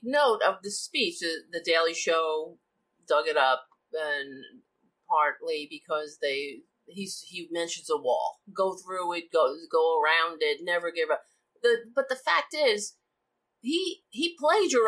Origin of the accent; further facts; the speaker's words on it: New York City, New York, United States; I grew up on Staten Island, so it's the only Republican borough in New York